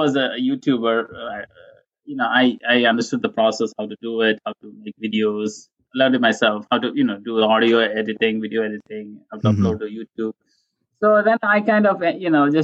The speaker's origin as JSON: {"language": "English", "country": "Kuwait", "tie": "born or raised there", "moved": "yes", "said": "I was born and brought up in Kuwait"}